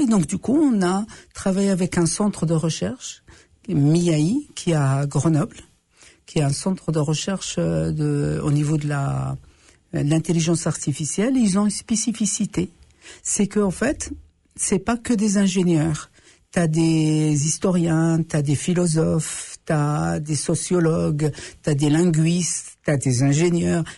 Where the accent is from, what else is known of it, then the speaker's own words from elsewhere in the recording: Morocco; now in Canada; chez nous, les autochtones, on les appelle les Amazirs les hommes libres